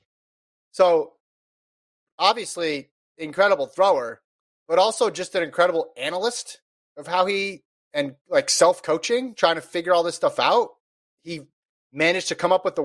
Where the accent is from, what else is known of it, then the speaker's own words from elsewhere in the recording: Nevada, United States; I grew up in Nevada